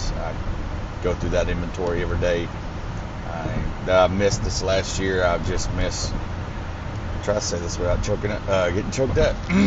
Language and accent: English; Arkansas, United States; moved away as an adult; growing up in Arkansas in a small town